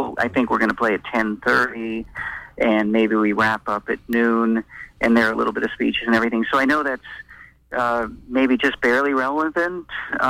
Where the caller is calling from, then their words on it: Orono, Maine, United States; from Orono, and I am a jazz trombonist.